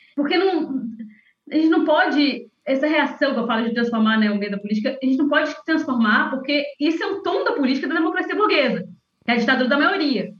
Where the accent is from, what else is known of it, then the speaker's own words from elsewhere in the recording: interior of Minas Gerais, Brazil; sou de uma cidade do interior de Minas